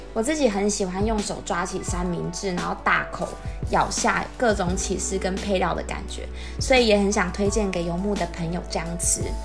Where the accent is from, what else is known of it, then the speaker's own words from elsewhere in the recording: Sun Moon Lake, Nantou County, Taiwan; 我跟姐姐都是在瑞潭长大的孩子，那小时候觉得瑞潭好大，整个村庄呢都是我们的全世界，湖畔还有山林啊，都是我们小时候玩的地方